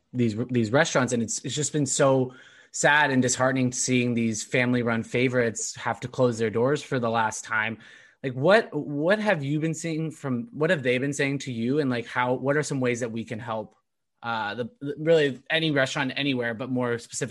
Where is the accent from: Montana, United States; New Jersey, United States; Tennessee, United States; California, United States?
California, United States; now in Boston, United States; I came from Southern California, but I still think the Boston food is way better.